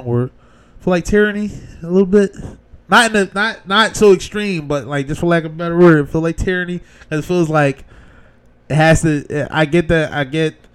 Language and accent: English; Philadelphia, Pennsylvania, United States; I'm from Philly